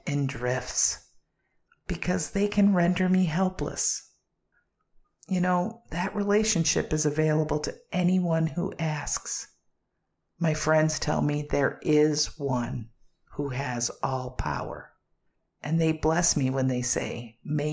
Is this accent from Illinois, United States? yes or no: yes; Chicago, Illinois, United States; I grew up in the Windy City, Chi-Town, Chicago